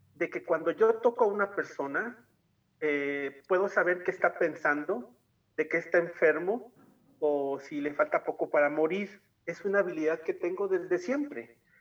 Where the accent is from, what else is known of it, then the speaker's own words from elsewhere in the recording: Tuxtla Gutiérrez, Chiapas, Mexico; now in San Cristóbal de las Casas, Mexico; como nací en Tuxtla, pero me vine a vivir a los Altos de Chiapas